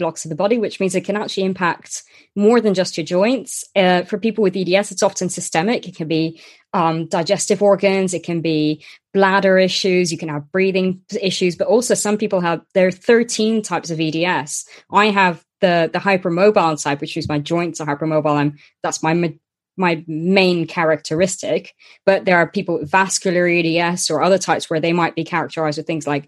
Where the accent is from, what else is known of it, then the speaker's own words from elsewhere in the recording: Luxembourg; I was born and grew up in Luxembourg